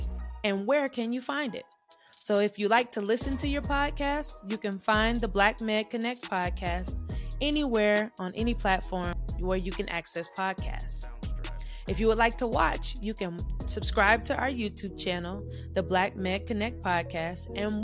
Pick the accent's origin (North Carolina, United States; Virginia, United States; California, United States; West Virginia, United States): North Carolina, United States; Charlotte; I grew up in Charlotte, North Carolina